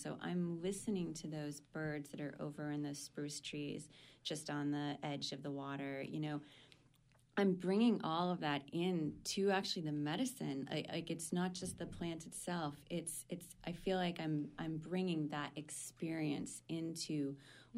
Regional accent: Maine, United States; I pretty much spent my growing up in Maine.

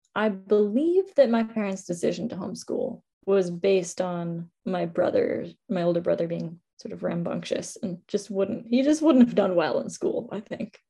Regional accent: Bar Harbor, Maine, United States; moved away as an adult; now in Halifax, Canada; from the land of the Mi'kmaq in Halifax, Nova Scotia, but I grew up in Bar Harbor

